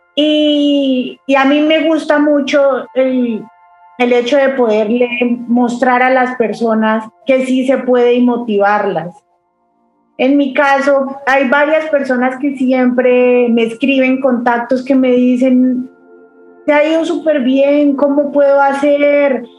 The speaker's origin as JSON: {"language": "Spanish", "area": "a city near Bogotá", "region": "Cundinamarca", "country": "Colombia", "tie": "born or raised there", "also_born_or_lived": "Ireland", "moved": "as an adult", "lives_now": "Bahrain", "said": "yo viví en, una ciudad cerca a Bogotá, pero cuando yo tenía la edad de 17 años tuve que dejar eh, la casa de mis papás"}